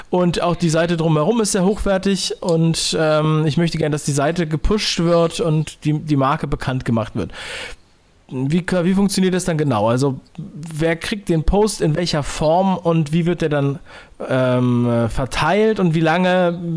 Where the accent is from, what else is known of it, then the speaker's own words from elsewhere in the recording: Northern Germany, Germany; Ich bin in Norddeutschland aufgewachsen